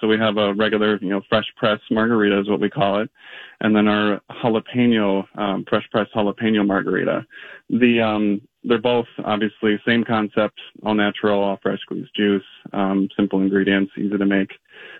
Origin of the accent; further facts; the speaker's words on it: Minnesota, United States; being a Minnesotan